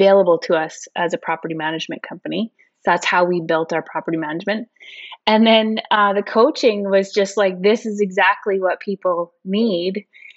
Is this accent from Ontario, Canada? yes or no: no; Northern Alberta, Canada; moved away as an adult; also born or lived in Edmonton; now in Kelowna, Canada; I'm originally from Northern Alberta